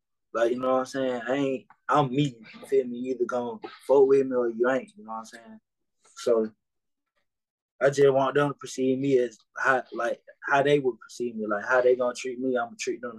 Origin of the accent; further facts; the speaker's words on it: the South, United States; So it just be like, I really fuck with the South, you feel me? Because I'm from the South.